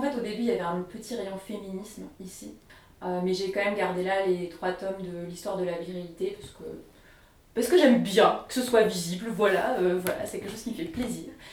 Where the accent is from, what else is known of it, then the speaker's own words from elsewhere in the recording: Bourgogne-Franche-Comté, France; moved away; chez moi en Franche-Comté